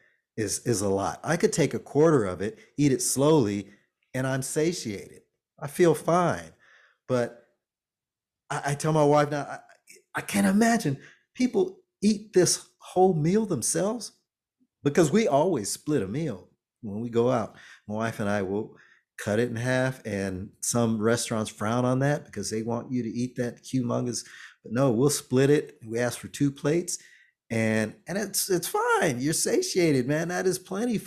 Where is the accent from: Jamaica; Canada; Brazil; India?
Jamaica; I'm Jamaican